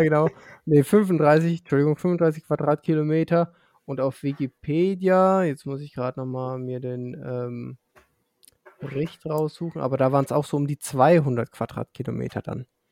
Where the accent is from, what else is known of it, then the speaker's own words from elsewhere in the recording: Franconia, Bavaria, Germany; dann bin ich Bayer. Und ähm, wenn ich mich davon differenzieren muss, dann bin ich Franke